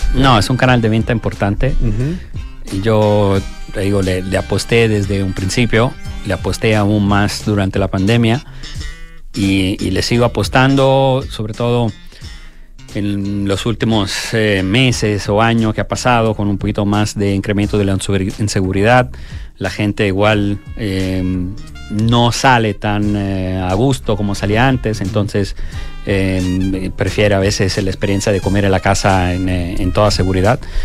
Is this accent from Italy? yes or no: yes; Italy; moved away; yo que soy italiano